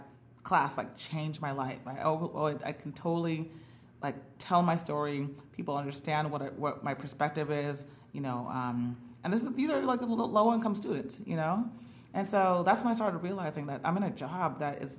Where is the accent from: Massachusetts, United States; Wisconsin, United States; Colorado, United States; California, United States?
California, United States; Bay Area; moved away as an adult; also born or lived in Los Angeles, California; now in New York, United States; I went to school at UCLA, but I'm from the Bay Area.